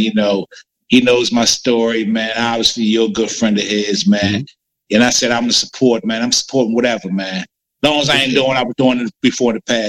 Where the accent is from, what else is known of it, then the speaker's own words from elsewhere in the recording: United States; I grew up in the Montgomery County area